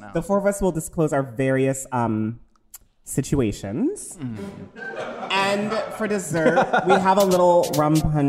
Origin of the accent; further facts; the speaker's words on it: New Jersey, United States; I was born in New Jersey.